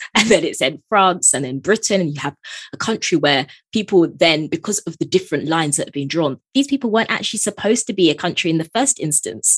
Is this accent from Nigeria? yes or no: yes; Nigeria; being Nigerian